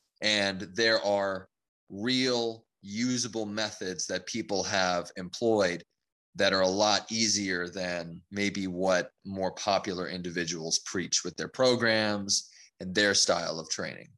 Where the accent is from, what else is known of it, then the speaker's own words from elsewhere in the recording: Louisiana, United States; also born or lived in California; So I was very young when I moved over to Louisiana. So yeah, I most of my life is spent in Louisiana